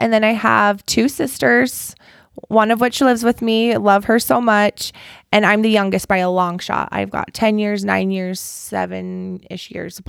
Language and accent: English; Provo, Utah, United States; Good old Provo. Okay. Still live in Provo.